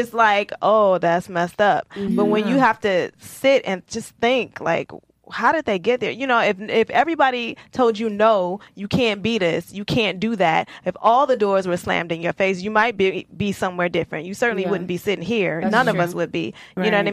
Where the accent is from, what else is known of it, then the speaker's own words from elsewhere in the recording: Detroit, Michigan, United States; I'm from Detroit and my roots are in the South